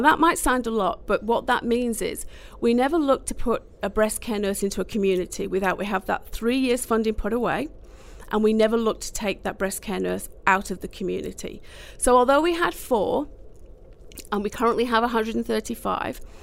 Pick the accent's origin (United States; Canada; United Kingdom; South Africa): United Kingdom; Manchester, North West England; now in Australia; I'm from Manchester